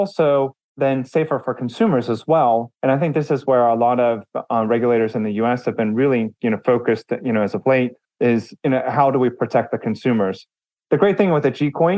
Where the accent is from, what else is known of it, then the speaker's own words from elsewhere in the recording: United States; I'm an American. I grew up in the US. I live in Texas